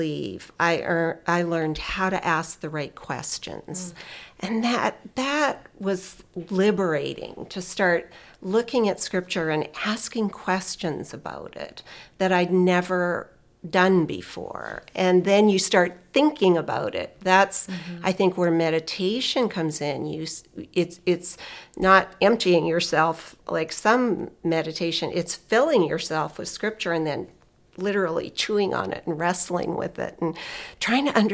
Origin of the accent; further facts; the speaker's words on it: Canada; moved away; I was raised Anglican in Canada